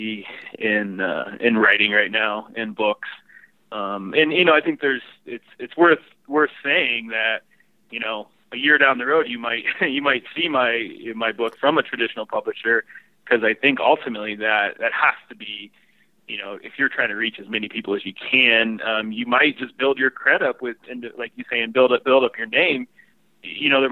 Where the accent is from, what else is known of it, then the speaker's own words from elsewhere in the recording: Illinois, United States; growing up in Illinois